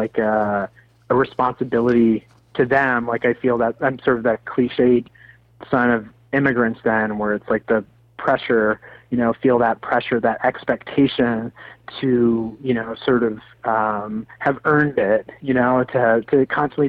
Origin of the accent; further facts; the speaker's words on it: Sarnia, Ontario, Canada; I grew up in Sarnia.